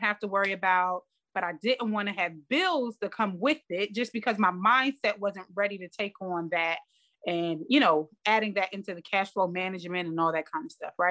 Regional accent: New Jersey, United States; I mean we're both from New Jersey

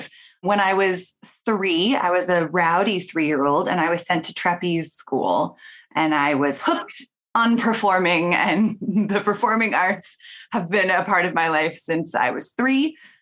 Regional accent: Portland, Oregon, United States; I grew up in Portland, Oregon

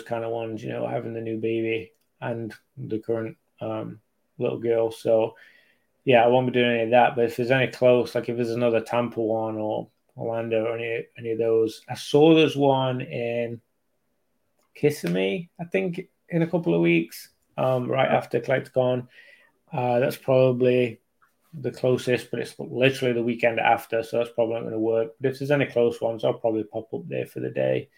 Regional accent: England, United Kingdom; moved away; I'm from England

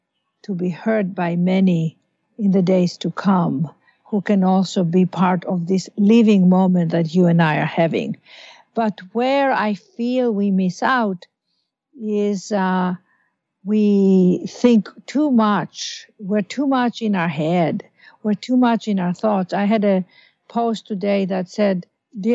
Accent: Athens, Attica, Greece; also born or lived in London / Los Angeles / New York; now in New York and Los Angeles, United States; we were born and raised in Athens, Greece

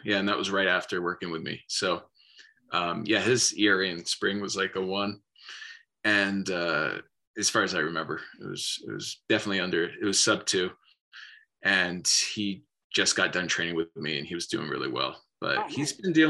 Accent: Philadelphia, Pennsylvania, United States; born there; So I was born in Philly in 76. And so I've always been loyal to that, even though I've moved around.

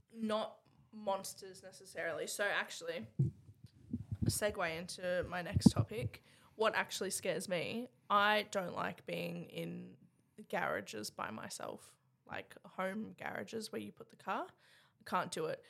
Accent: Cairns, Queensland, Australia; I'm from Cairns.

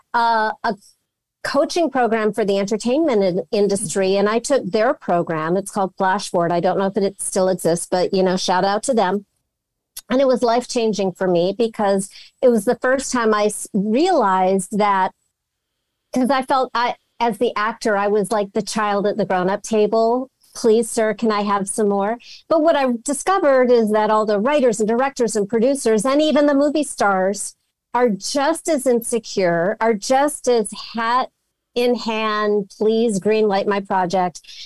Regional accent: Los Angeles, California, United States; I'm from Los Angeles.

